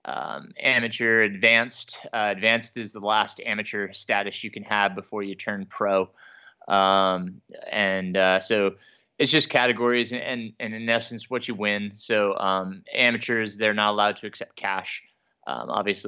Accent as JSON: {"language": "English", "town": "Middletown", "region": "New York", "country": "United States", "tie": "born or raised there", "said": "I grew up in Middletown, New York"}